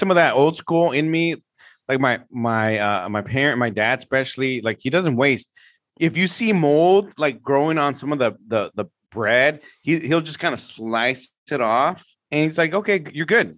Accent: San Francisco, California, United States; I grew up in the Mission District in San Francisco

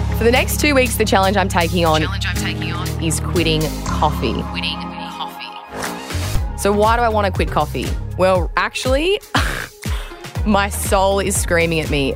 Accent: Australia

